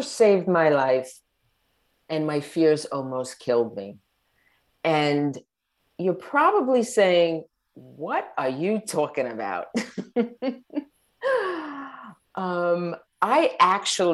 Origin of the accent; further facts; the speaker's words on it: Long Island, New York, United States; moved away as an adult; now in Southern Florida, United States; We were born and raised on Long Island, New York.